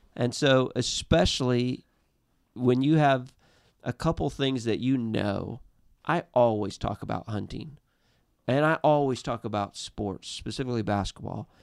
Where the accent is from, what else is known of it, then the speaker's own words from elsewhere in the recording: Missouri, United States; we're from Missouri